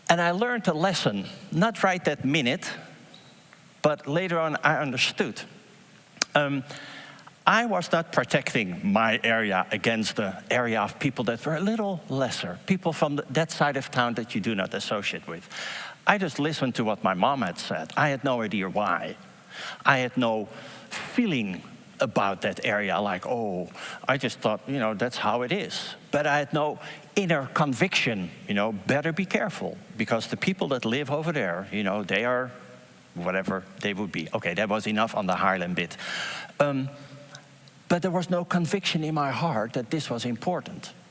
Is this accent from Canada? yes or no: no; Haarlem, North Holland, Netherlands; I'm from Haarlem, my wife is from Haarlem, and uh, I'm actually from uh, the area that I'm going to give this example about